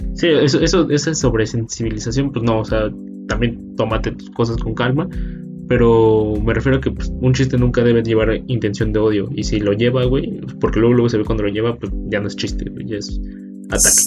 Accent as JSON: {"language": "Spanish", "country": "Mexico", "said": "siendo mexicanos"}